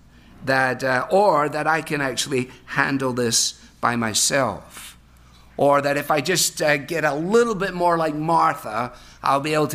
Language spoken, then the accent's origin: English; Glasgow, Scotland, United Kingdom; moved away; Growing up in Scotland on the River Clyde in Glasgow